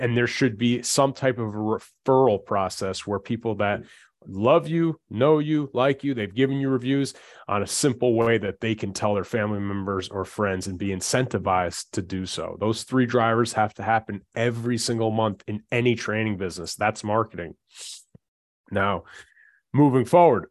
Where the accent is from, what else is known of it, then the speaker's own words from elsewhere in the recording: New Jersey, United States; we're from Jersey